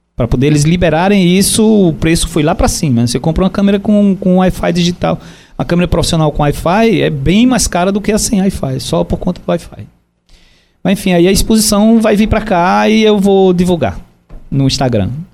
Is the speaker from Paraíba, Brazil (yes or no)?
yes; João Pessoa, Paraíba, Brazil; Eu sou de João Pessoa, amo João Pessoa, comecei minha vida de fotografia em João Pessoa